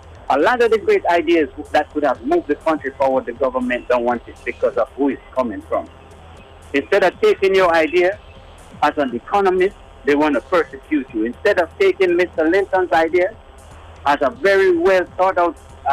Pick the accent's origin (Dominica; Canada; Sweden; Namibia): Dominica; moved away; I'm from Dominica